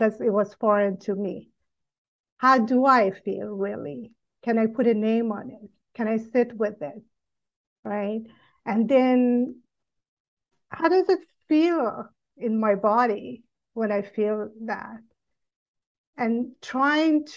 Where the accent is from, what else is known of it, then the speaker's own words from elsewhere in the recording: Iran; moved away as an adult; I grew up in Iran until age of 18